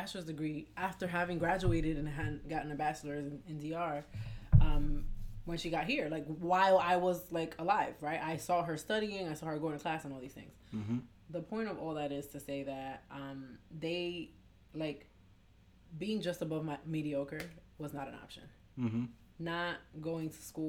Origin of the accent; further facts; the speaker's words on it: New York, United States; moved away as an adult; also born or lived in Boston; when I was living, growing up in New York